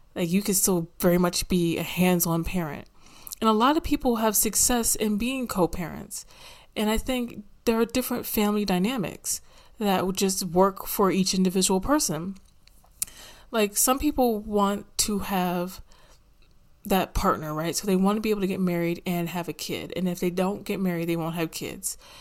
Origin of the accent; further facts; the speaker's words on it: United States; I don't really like having to claim America, but that's where the hell I'm from